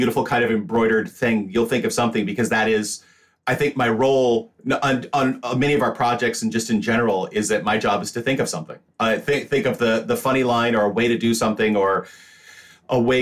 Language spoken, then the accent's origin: English; Washington, United States; I grew up in Washington State.